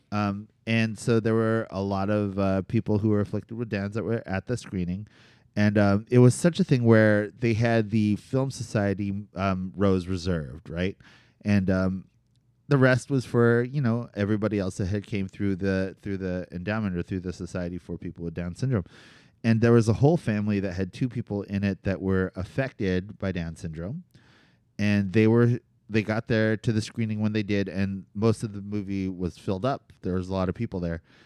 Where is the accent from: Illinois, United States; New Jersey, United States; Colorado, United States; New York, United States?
New Jersey, United States; Cherry Hill; growing up in New Jersey, and specifically central New Jersey